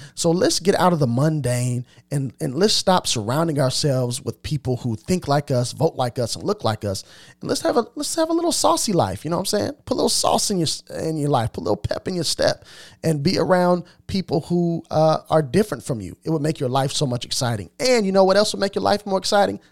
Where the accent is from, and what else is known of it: Carbondale, Illinois, United States; born or raised there; also born or lived in Jacksonville, Illinois